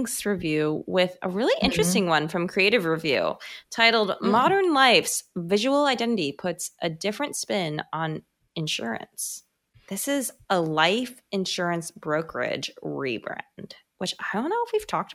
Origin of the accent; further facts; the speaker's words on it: United States; accent: American; With my American accent